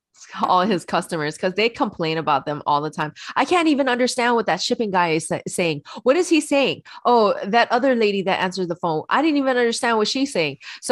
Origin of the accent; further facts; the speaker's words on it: Hawaii, United States; I am from Hawaii. I speak pidgin.